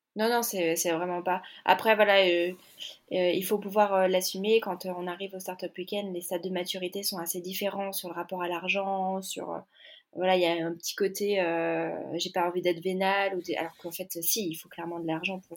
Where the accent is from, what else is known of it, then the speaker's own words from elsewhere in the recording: Annecy, Auvergne-Rhône-Alpes, France; moved away; je suis arrivée, moi, euh, retour dans ma ville natale après dix ans